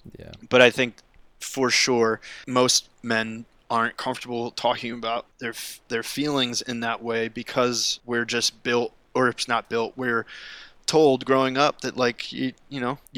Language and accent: English; East Coast, United States; now in Los Angeles, United States; growing up on the East Coast and like liking the things that I like. But when I come here, and when I'm now that I'm living in LA and being California